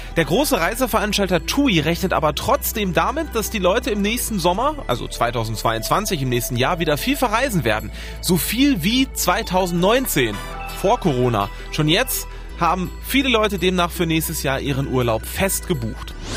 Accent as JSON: {"language": "German", "country": "Germany", "said": "Bei uns in Deutschland"}